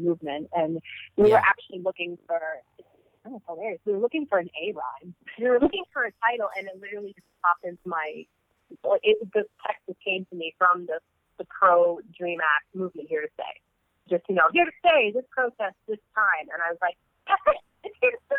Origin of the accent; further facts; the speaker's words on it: United States; as Muslim American Arab women in the Trump administration